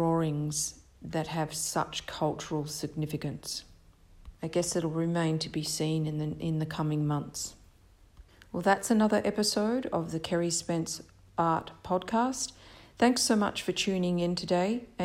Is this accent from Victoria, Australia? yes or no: yes; Victoria, Australia; moved away; the Australia I lived in was like a cool, rainy climate of Victoria at the time